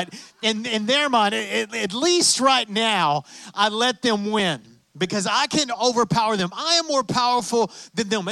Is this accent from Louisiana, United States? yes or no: no; West Texas, United States; I'm from West Texas